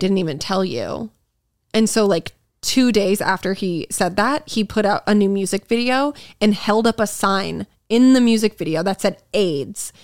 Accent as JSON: {"language": "English", "region": "Massachusetts", "country": "United States", "tie": "born or raised there", "said": "I grew up in Massachusetts"}